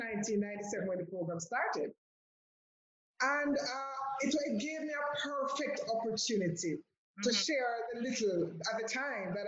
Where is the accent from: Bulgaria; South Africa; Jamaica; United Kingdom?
Jamaica; Ulster Spring, Trelawny; I grew up in Ulster Spring in Trelawney